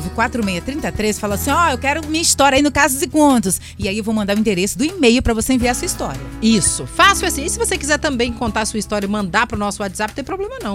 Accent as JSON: {"language": "Portuguese", "country": "Brazil", "moved": "as an adult", "lives_now": "France", "said": "sou brasileiro"}